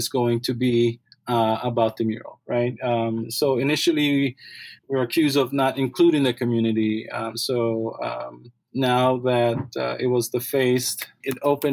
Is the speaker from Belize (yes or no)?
yes; Belize; moved away; I grew up in Belize